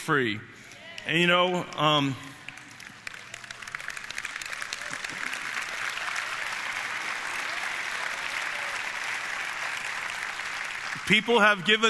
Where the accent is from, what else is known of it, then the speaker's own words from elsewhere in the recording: United States; I was born in the United States of America